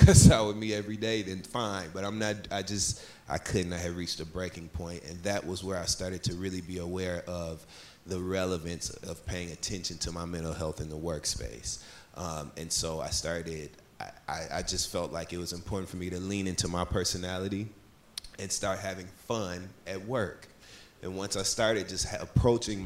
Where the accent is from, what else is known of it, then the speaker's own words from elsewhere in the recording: Flint, Michigan, United States; I'm from the Midwest, I'm from Flint, Michigan